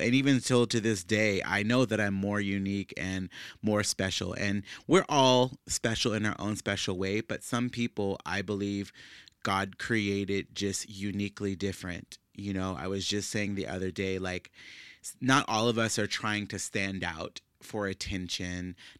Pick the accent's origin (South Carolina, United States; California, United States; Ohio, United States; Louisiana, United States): Louisiana, United States; New Orleans; moved away as an adult; now in Dallas, United States; I moved to Dallas from New Orleans, Louisiana, which is where I'm originally from, several years ago, whenever I graduated from high school in 2005.